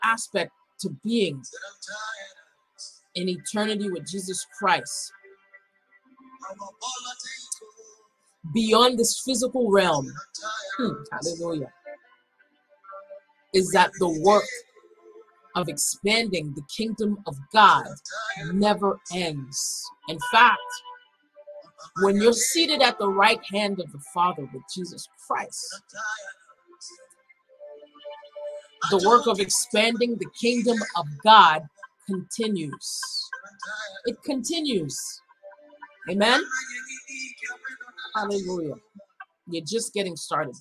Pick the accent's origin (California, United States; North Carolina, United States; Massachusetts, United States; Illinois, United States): Massachusetts, United States; Boston; growing up in an inner city, growing up in Boston